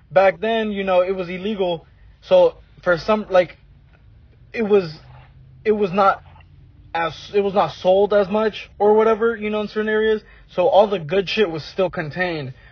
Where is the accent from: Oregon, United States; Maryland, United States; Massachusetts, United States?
Oregon, United States; up in Oregon, bro.